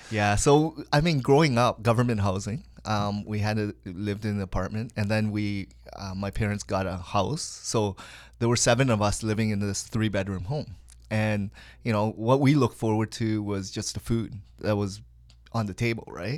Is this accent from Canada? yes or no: yes; Hamilton, Ontario, Canada; also born or lived in Kitchener; now in Richmond Hill, Canada; I was actually conceived in Hamilton, Saint Joel Hospital